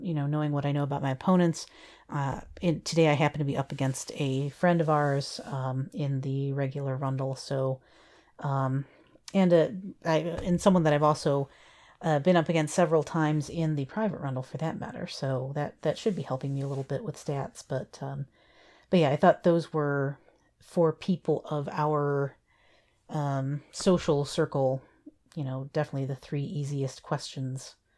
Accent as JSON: {"language": "English", "town": "Kalamazoo", "region": "Michigan", "country": "United States", "tie": "born or raised there", "said": "I grew up in Kalamazoo, uh, for, you know, most of my, uh, early schooling years"}